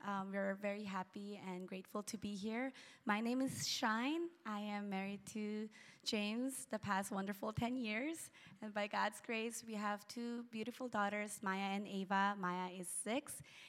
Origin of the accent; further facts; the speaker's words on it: Philippines; So growing up in the Philippines as a missionary kid has been a wonderful blessing, and now we're going back to the Philippines